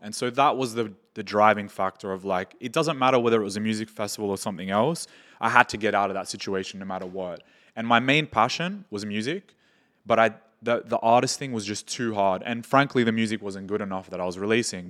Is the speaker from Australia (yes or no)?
yes; Australia; moved away as an adult; now in Dubai, United Arab Emirates; I'm from Australia. And I was born and raised there, have moved to Dubai like four